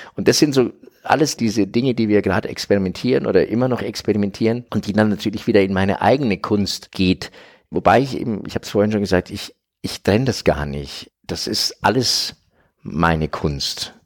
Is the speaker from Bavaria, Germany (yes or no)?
yes; Franconia, Bavaria, Germany; ich bin 69 geboren in Franken, in Bayern.